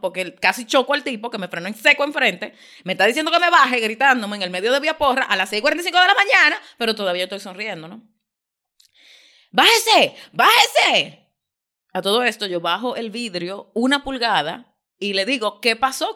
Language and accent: Spanish; Dominican Republic; yo no tengo ningún interés de que me llamen otra cosa que no sea dominicana.